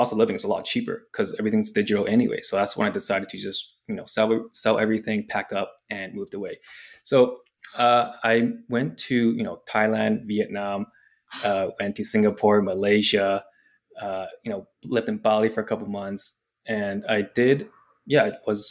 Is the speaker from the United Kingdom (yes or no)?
no; Vancouver, British Columbia, Canada; also born or lived in Hong Kong; I grew up in Hong Kong for the first 10 years of my life. And then I moved to Canada, Vancouver